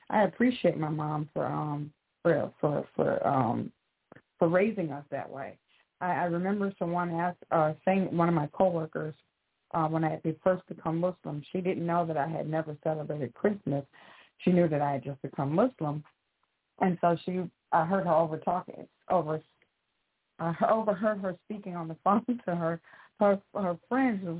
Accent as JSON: {"language": "English", "town": "St. Louis", "region": "Missouri", "country": "United States", "lives_now": "Memphis, United States", "said": "in Memphis, Tennessee."}